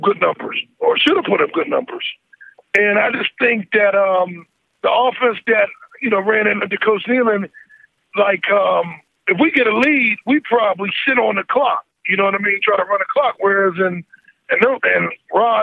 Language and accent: English; Pittsburgh, Pennsylvania, United States; I'm from Pittsburgh.